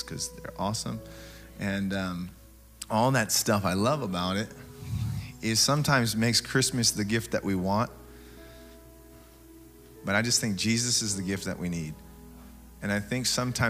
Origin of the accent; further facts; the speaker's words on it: Tacoma, Washington, United States; I grew up in Tacoma, middle child of 11